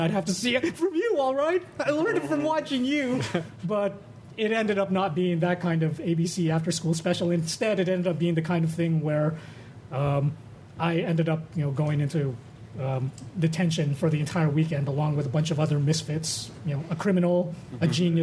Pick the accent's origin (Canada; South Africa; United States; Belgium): Canada; Edmonton, Alberta; an Asian kid growing up in Edmonton